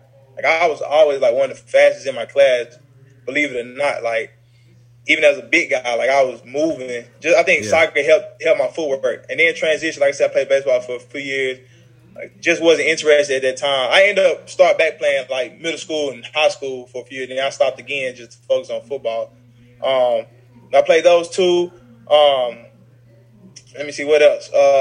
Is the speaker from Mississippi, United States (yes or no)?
yes; Mississippi, United States; moved away as an adult; now in Birmingham, United States; moved back to Mississippi where both of my parents are from before I was 1 year old. So I grew up in Mississippi